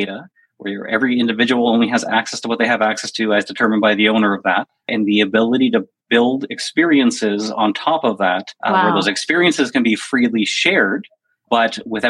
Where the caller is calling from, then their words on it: Toronto, Ontario, Canada; From Toronto.